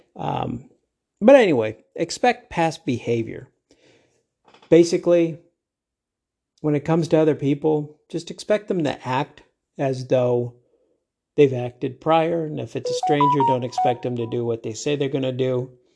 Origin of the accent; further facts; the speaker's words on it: Midwest, United States; now in Arizona, United States; I grew up in the Middle West where folks, at least then, if they said they were gonna do something, they pretty much did it